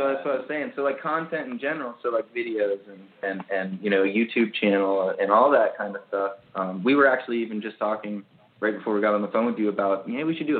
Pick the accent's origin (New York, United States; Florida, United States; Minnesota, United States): Florida, United States; South; I'm from here